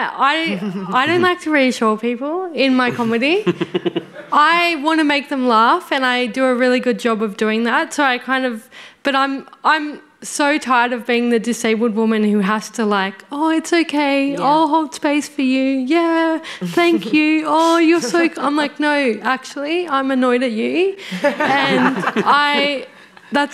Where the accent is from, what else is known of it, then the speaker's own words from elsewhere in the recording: New South Wales, Australia; also born or lived in Byron Bay; I'm from New South Wales